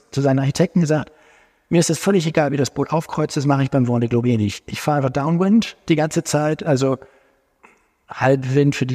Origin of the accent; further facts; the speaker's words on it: Hamburg, Germany; Nee, das freut uns natürlich ganz besonders. Als Hamburger.